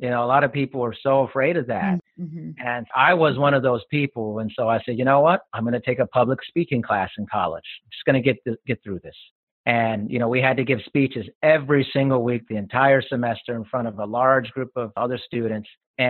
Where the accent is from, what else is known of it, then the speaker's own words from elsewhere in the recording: Germany; born there; I grew up in a military family, and so I was born in Germany and I've lived there a couple times.